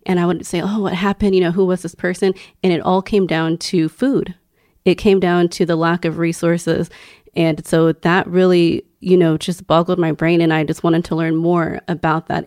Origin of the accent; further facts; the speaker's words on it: Houston, Texas, United States; I grew up in Houston